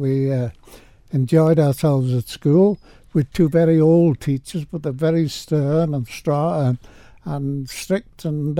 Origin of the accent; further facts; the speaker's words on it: Sulby, Isle of Man; Well, There weren't a lot of boys or girls in the village, but there were enough of us to have a form little groups, and we used to enjoy ourselves.